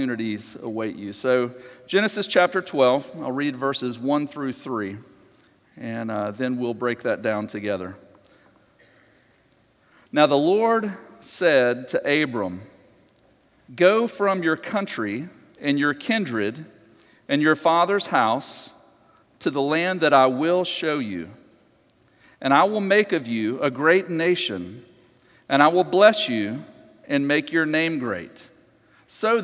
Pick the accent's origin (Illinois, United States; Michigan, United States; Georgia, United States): Georgia, United States; just outside of Atlanta; I grew up just outside of Atlanta